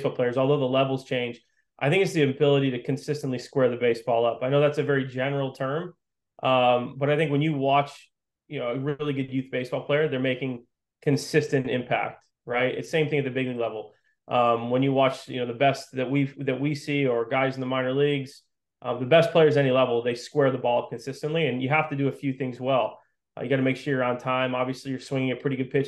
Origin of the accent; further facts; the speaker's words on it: Western Massachusetts, United States; I grew up playing in Western Massachusetts, stayed local